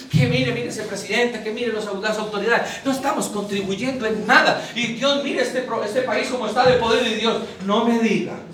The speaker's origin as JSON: {"language": "Spanish", "region": "Boyacá", "country": "Colombia", "said": "A mí cuando me preguntan de dónde es, y yo digo, soy de Boyacá, vivo en Duitama."}